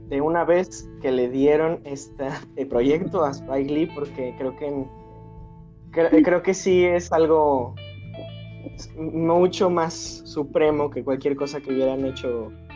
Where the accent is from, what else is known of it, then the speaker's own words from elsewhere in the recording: Mexico; yo como mexicano